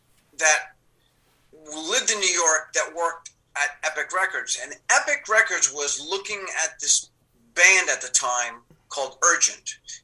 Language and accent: English; Cuba; and you know, we came from Cuba. We didn't have a lot.